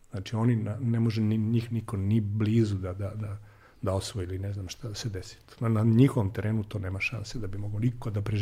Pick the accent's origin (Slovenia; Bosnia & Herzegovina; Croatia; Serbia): Serbia; mi smo iz Srbije